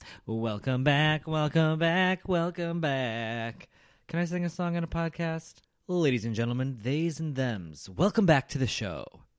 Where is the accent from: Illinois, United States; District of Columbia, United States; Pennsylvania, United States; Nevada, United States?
Illinois, United States; Chicago; I came from Chicago, which was already cold, and Dallas was just as cold.